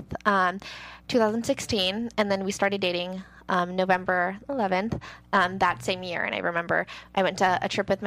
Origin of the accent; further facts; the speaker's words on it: Seattle, Washington, United States; moved away as an adult; now in Los Angeles, United States; I'm from Seattle. I moved to L.A. To dance